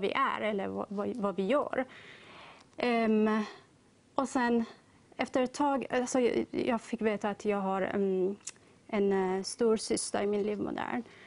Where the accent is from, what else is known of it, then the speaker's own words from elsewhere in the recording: Tehran, Tehran Province, Iran; now in Sweden; jag är ursprungligen från Iran, mm. Teheran